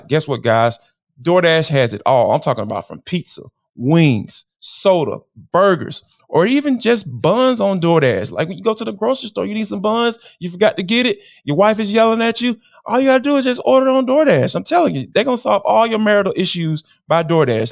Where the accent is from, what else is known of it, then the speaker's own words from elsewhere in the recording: Atlanta, Georgia, United States; growing up in Atlanta